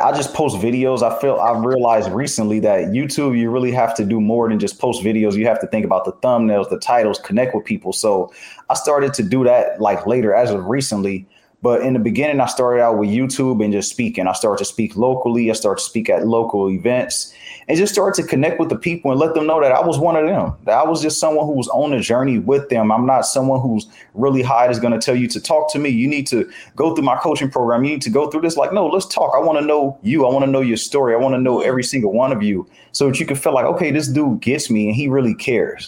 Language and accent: English; Los Angeles, California, United States; I grew up in the section of Los Angeles called Watts.